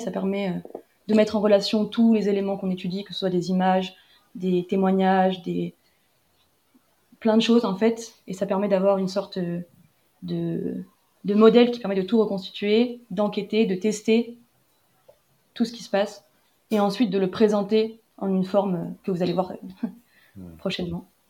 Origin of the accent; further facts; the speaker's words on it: France; je viens de France aussi